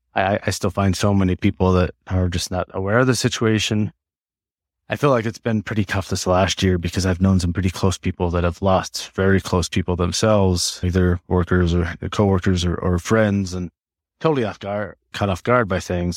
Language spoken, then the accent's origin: English; Black Hills area, South Dakota, United States; moved away as an adult; also born or lived in Wyoming / Redlands, California; now in Colorado, United States; I grew up in South Dakota, um, that, so in the Blackfields area